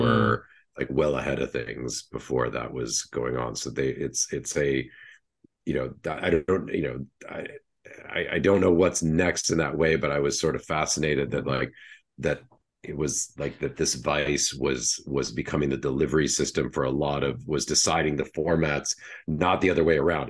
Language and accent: English; Wellesley, Massachusetts, United States; moved away as an adult; also born or lived in London; I was raised just outside Boston in Wellesley, Massachusetts